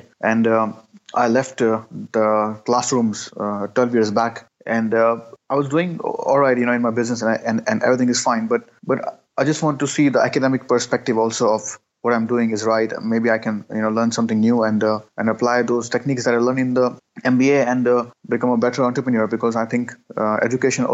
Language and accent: English; Karachi, Sindh, Pakistan; English is a second language; I'm born and raised in Karachi